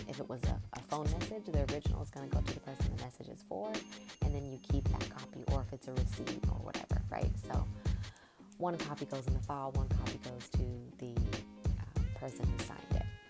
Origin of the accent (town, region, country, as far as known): Inland Empire, California, United States; born or raised there; also born or lived in Inglewood, California / Los Angeles, California / Colton, California / Hawthorne, California